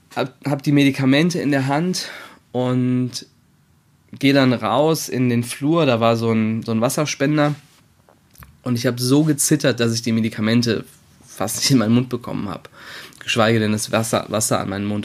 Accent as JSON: {"language": "German", "town": "Wiesbaden", "region": "Hesse", "country": "Germany", "also_born_or_lived": "Berlin", "moved": "as an adult", "said": "Ich komme zwar ursprünglich auch aus Wiesbaden, habe aber anderthalb Jahre in Berlin gewohnt"}